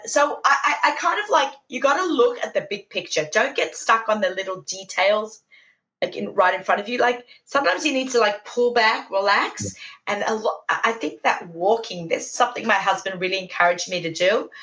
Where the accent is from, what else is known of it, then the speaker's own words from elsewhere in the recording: Sydney, New South Wales, Australia; moved away as an adult; now in New York, United States; Shout out to my hometown